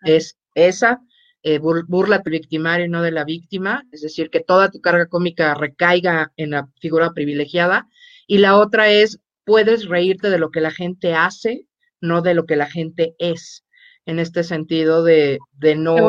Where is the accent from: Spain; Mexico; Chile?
Mexico; como mexicanos tenemos una gran ventaja